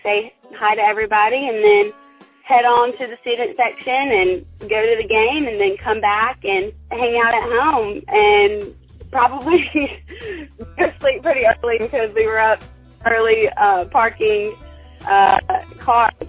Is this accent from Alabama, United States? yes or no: yes; Tuscaloosa, Alabama, United States; I'm from Tuscaloosa, and I just grew up with Alabama football just being a part of my everyday life